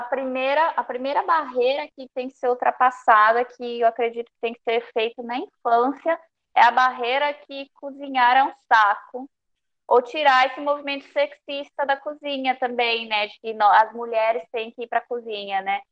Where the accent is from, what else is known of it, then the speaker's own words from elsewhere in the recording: Peru; moved away; família peruana, eu nasci no Peru